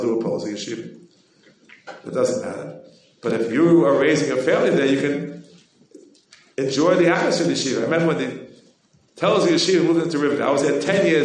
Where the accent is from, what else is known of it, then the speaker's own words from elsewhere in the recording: New York, United States; We New Yorkers, you know, I'm born and bred in New York